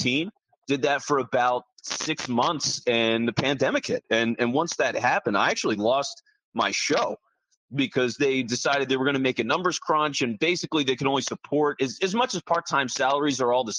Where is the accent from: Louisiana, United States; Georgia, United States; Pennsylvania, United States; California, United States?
Pennsylvania, United States; Philadelphia; me growing up in the Philly area